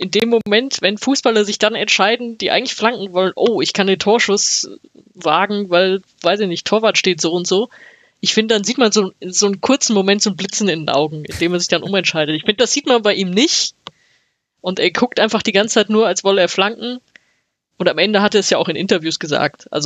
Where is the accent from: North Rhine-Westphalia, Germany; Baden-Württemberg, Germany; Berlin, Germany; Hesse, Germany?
North Rhine-Westphalia, Germany; Bochum; Also weiß ich nicht, wo ich als Bochumer ansetzen würde.